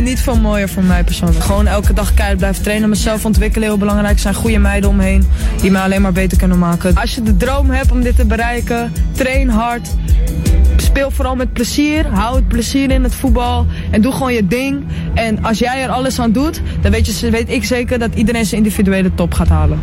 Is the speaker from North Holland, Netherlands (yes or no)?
yes; Amsterdam, North Holland, Netherlands; accent: Amsterdam; ik kom uit uh, Amsterdam Zuidoost. Daar ben ik opgegroeid, dus ik ben een echte ajax Ik ben een geboren Amsterdammer, dat hoor je ook wel een beetje aan mijn accent